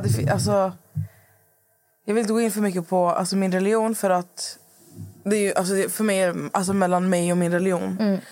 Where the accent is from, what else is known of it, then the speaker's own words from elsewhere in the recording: Skövde, Västra Götaland, Sweden; moved away; när jag var hemma i Skövde förra veckan när mamma fyllde år